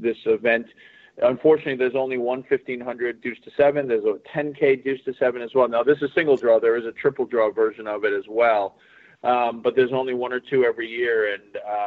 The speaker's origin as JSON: {"language": "English", "region": "Massachusetts", "country": "United States", "said": "I'm from Massachusetts"}